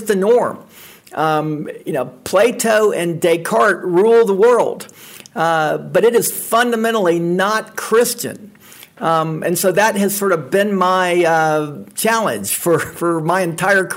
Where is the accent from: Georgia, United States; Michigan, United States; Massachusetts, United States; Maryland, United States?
Georgia, United States; Atlanta; moved away as an adult; now in Memphis, United States; I grew up in Atlanta, and growing up in Atlanta, I was always interested in the church